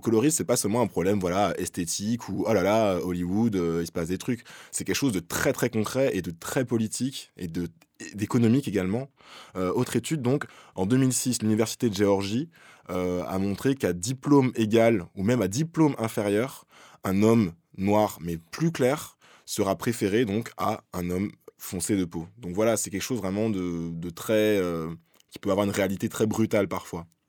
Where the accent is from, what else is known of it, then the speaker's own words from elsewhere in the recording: France; chez nous en France